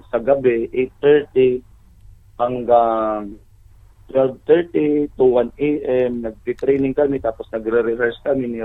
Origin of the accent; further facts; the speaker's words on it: Tacloban, Eastern Visayas, Philippines; taga-Tacloban po kami lahat.